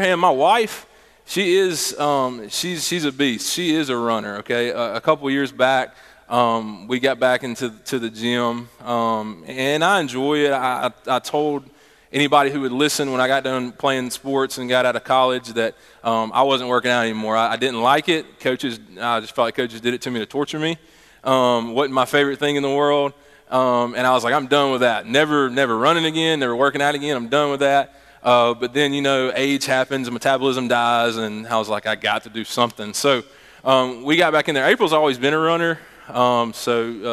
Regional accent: Meridian, Mississippi, United States; moved away as an adult; also born or lived in Laurel, Mississippi / Sandersville, Mississippi; when I was in second grade, I moved to Meridian, and lived there all throughout high school

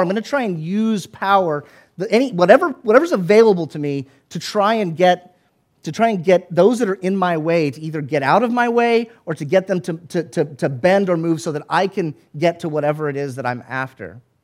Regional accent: the South, United States; I grew up in the South.

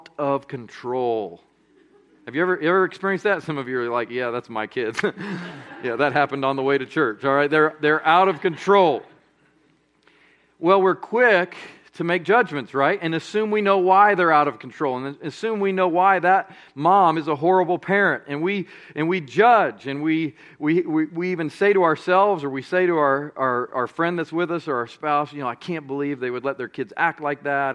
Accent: Colorado Springs, Colorado, United States; moved away as an adult; now in Birmingham, United States; I grew up in Colorado Springs, Colorado

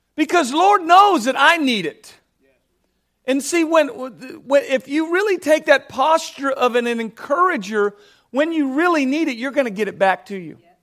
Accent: Southern California, United States; I grew up in Southern California

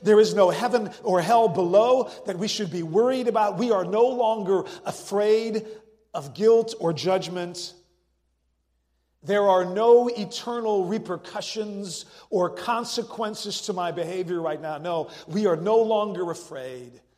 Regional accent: Netherlands; moved away as an adult; also born or lived in France / California; I was born and raised in the Netherlands and went to college in France, and then for 15 years was a church planter in California.

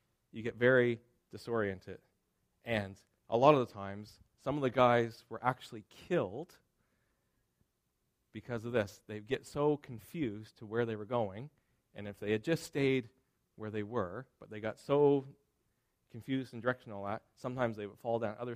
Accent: Springhill, Nova Scotia, Canada; I grew up in Nova Scotia, and I was born in Spring Hill, Nova Scotia

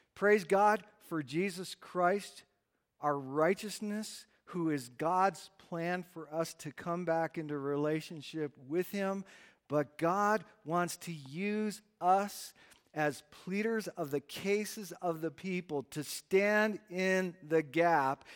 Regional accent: United States; we're American

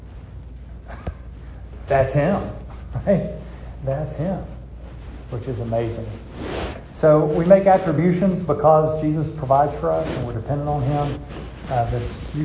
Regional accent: United States; I'm an American

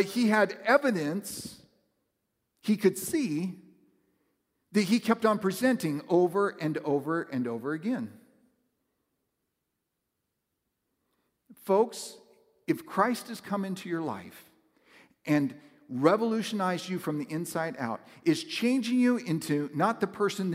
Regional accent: West Coast, United States; moved away; growing up on the West Coast, it's a much different culture

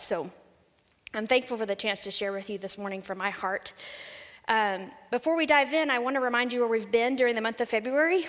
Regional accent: San Saba, Texas, United States; I grew up in central Texas in a little town called San Saba

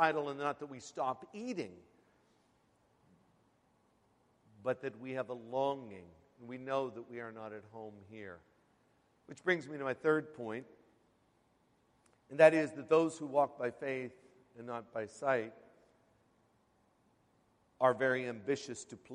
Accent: Western Pennsylvania, United States; now in Queens, United States; I grew up in Western Pennsylvania

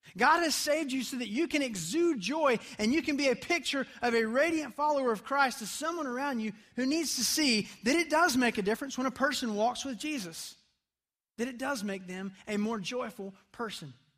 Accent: United States; as an American teenager

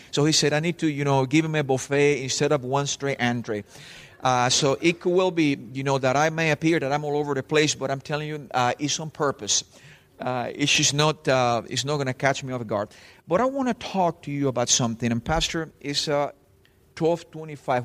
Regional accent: Spain; English is a second language; also born or lived in Cuba / Texas; now in Miami, United States; I was from Spain

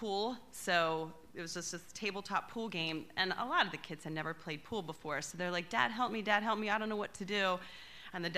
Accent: United States; I grew up in Lancaster County in a very conservative Christian home.

